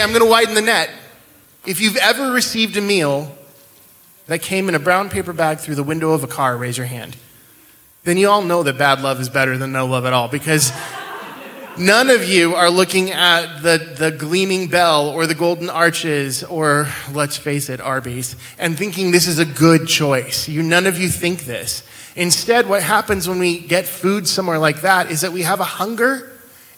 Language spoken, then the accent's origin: English; central Washington, United States; moved away; I grew up in a little town in central Washington.